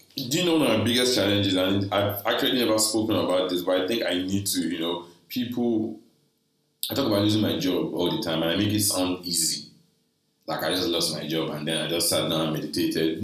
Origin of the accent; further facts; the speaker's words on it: Nigeria; I'm a Nigerian guy